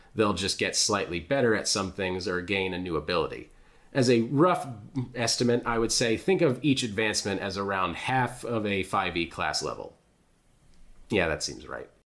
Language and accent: English; United States; as an American